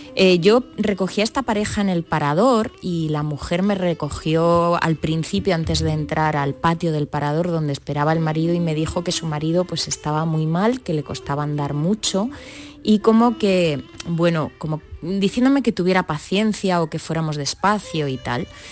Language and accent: Spanish; Granada, Andalusia, Spain; crecer muy pegada a, mm. la Alhambra